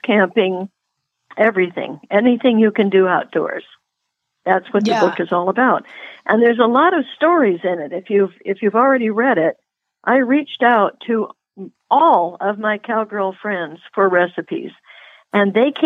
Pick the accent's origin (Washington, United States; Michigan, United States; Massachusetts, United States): Washington, United States; Puget Sound; moved away; I grew up on Puget Sound, you know, which was not a good place for a cowgirl to be, but I got out of there